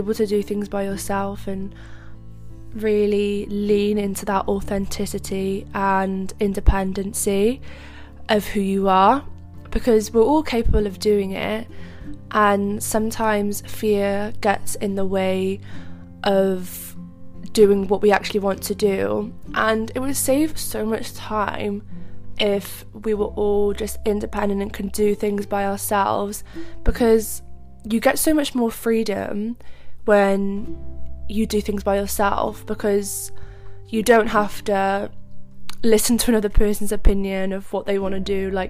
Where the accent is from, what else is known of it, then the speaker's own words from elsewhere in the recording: Cardiff, Wales, United Kingdom; I'm from Cardiff, but I went to London